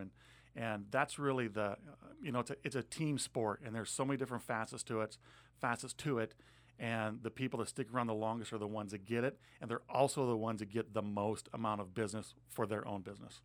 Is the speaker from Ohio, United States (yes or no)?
no; Montana, United States; moved away as an adult; now in Pierce County, Washington, United States; I grew up in Montana, um, came out here with a United States Air Force